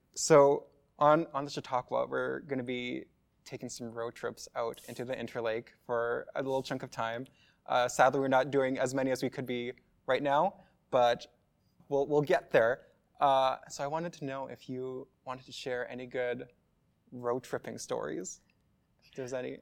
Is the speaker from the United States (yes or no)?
no; Lockport, Manitoba, Canada; growing up, I lived in what's now called Narrow Manitoba